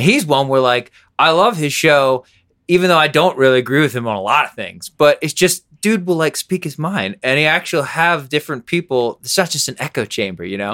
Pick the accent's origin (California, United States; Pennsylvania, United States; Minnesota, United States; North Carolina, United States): Pennsylvania, United States; Harrisburg; also born or lived in New York; now in Denver, United States; that's in Pennsylvania where I grew up